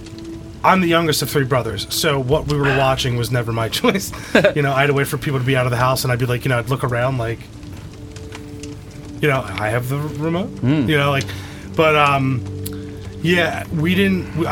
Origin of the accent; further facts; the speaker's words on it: Bensalem, Pennsylvania, United States; my hometown, the episode, there's a segment where it takes place in Bensalem.